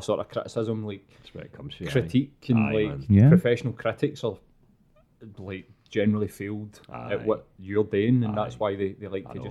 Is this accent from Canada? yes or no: no; Glasgow, Scotland, United Kingdom; I was like, I'm from Glasgow, whereabouts? And told him, he was like, where's that? And told him, next to Celtic Park in East End.